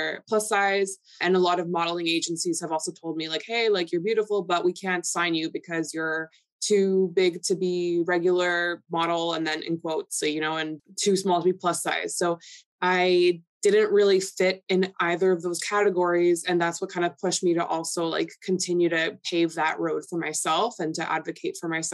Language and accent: English; Toronto, Ontario, Canada; first language Polish; English is a second language; So I was born and raised in Toronto, and my first language was Polish. So I didn't speak English till I was like in grade school